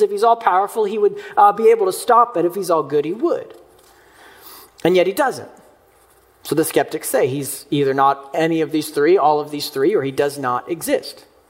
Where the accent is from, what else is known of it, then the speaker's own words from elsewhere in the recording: Mayfield, Kentucky, United States; my hometown of Mayfield, Kentucky